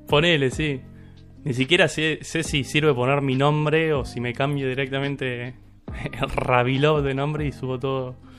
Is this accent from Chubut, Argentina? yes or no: no; San Carlos de Bolívar, Buenos Aires Province, Argentina; Yo soy de Bolívar